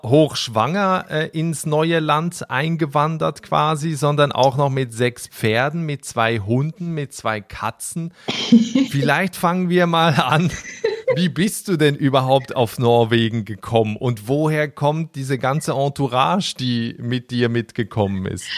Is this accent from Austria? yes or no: no; Switzerland; ich komme ja aus der Schweiz